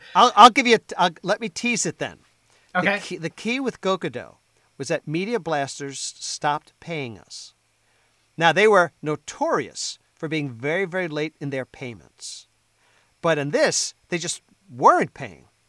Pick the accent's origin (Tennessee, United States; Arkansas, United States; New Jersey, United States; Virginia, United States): New Jersey, United States; I'm from New Jersey. Right now, I live on the t- on the northern tip of the Jersey Shore